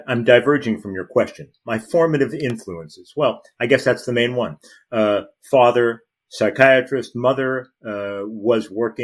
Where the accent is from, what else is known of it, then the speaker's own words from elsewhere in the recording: Los Angeles, California, United States; I grew up in Los Angeles